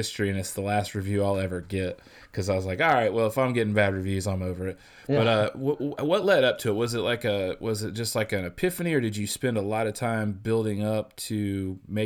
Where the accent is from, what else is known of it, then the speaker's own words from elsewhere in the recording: Illinois, United States; I grew up in Illinois